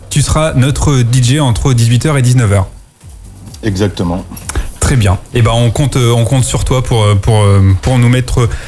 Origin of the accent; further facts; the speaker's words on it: Picardy, Hauts-de-France, France; moi je viens de Picardie, hein